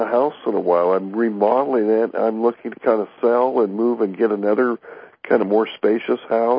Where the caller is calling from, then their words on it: Orange County, California, United States; I'm over in Orange County.